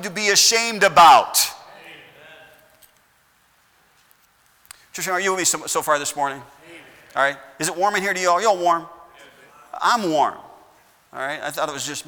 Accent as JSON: {"language": "English", "country": "United States", "said": "I've been given freedom all of my life as an American"}